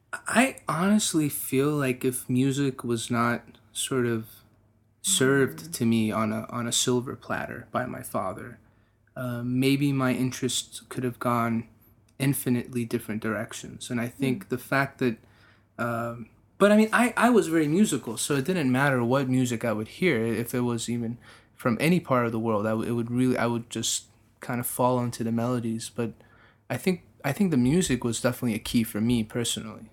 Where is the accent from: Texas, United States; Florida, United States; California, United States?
Texas, United States; me being a Texan, being an American, but being really Persian